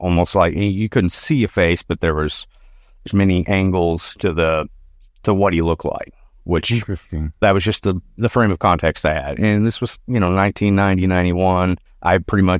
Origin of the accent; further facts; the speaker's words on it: Arkansas, United States; So I'm from Northwest Arkansas. All these stories pretty much take place in Northwest Arkansas